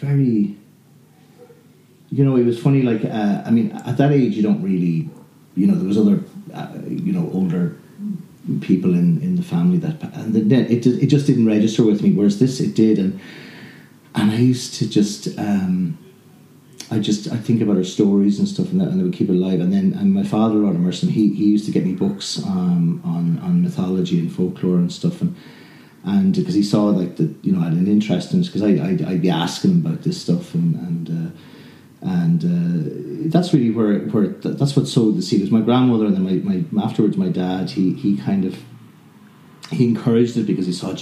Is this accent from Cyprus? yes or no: no; Kildare, Leinster, Ireland; I grew up in Kildare